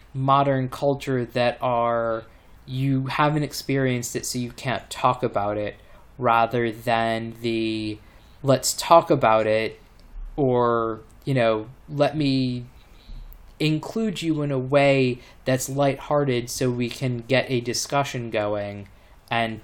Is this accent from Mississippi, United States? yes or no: no; Maryland, United States; moved away; people that I grew up with in Maryland